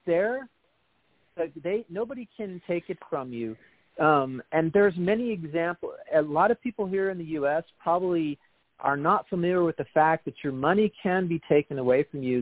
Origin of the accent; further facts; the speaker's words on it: Austin, Texas, United States; now in Washington State, United States; I'm from Austin